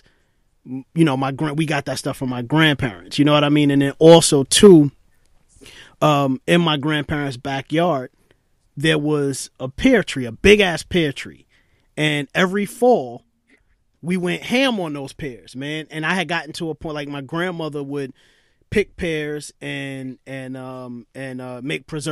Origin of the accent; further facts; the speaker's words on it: New York City, New York, United States; I grew up in Brooklyn